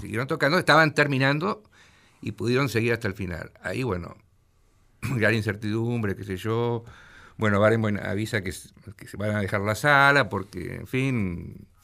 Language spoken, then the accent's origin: Spanish; Mar del Plata, Buenos Aires Province, Argentina; moved away as an adult; also born or lived in São Paulo; soy de Mar del Plata. Viví en Mar del Plata hasta los 19 años